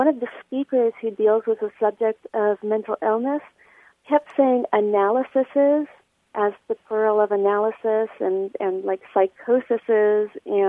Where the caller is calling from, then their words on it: San Diego, California, United States; Hi, Martha. … I'm calling from San Diego.